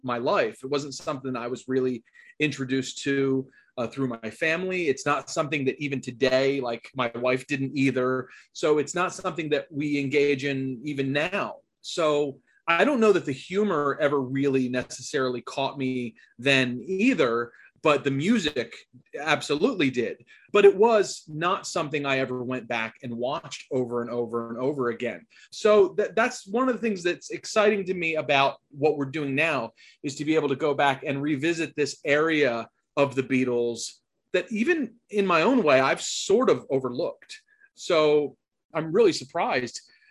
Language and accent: English; New Jersey, United States; I'm from New Jersey. I grew up in New Jersey